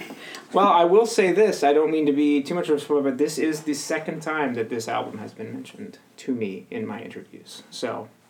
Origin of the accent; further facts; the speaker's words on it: Southern California, United States; moved away; I didn't grow up in Hollywood, I grew up in Southern California